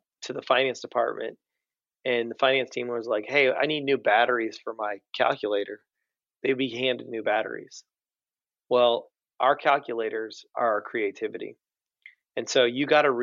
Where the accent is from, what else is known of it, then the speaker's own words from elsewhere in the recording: Nashville, Tennessee, United States; I grew up in Nashville